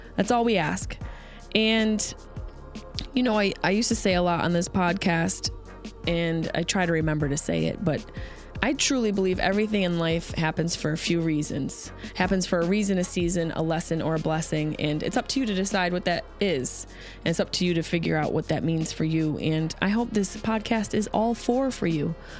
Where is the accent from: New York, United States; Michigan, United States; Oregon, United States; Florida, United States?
New York, United States; Syracuse; now in Los Angeles, United States; Syracuse is my hometown.